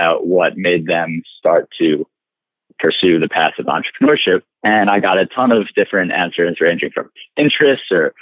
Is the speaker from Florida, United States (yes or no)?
no; Chappaqua, New York, United States; I grew up in Chappaqua, New York, which is a town outside of the city, small suburb